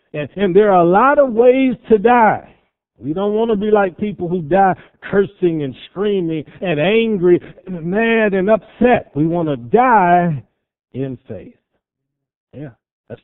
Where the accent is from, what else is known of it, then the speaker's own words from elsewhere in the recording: Cleveland, Ohio, United States; growing up in Cleveland, Ohio